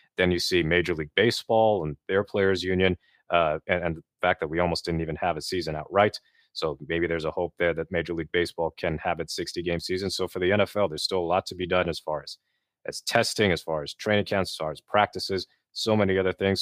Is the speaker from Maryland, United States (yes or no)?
no; Bay Area, California, United States; I grew up in the Bay Area as a kid